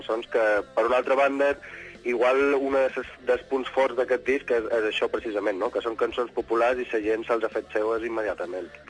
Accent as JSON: {"language": "Catalan", "town": "Ibiza", "region": "Balearic Islands", "country": "Spain"}